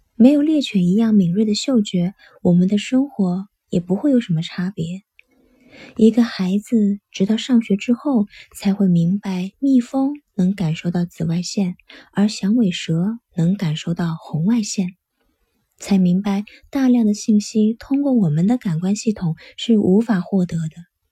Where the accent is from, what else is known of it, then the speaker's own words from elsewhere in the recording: China; 我们中国人